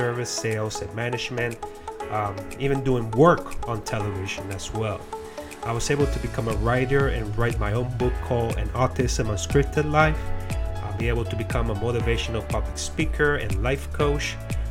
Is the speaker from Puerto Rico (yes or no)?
yes; Puerto Rico; now in Florida, United States; I'm a person that was born and raised in Puerto Rico or Puerto Rican, but now today residing in Florida in the United States